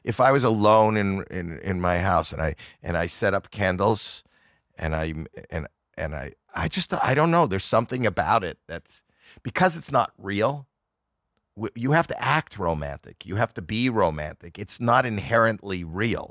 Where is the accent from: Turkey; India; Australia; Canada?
Canada; Toronto, Ontario; I'm from Toronto, Canada, where it's very cold